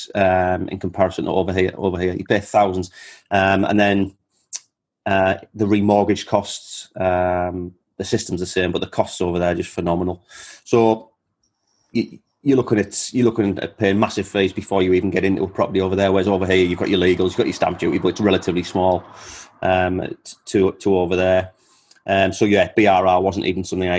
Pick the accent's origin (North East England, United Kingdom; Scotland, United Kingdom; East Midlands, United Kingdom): North East England, United Kingdom; Teesside; also born or lived in Perth, Australia; a guy from Teesside, the same as me